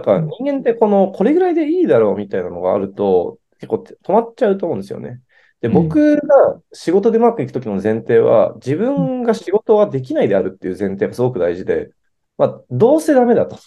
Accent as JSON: {"language": "Japanese", "region": "Tokyo", "country": "Japan", "tie": "born or raised there", "said": "私はですね、あの、高円寺出身というのをツイッターとかでもよく 押し出していまして"}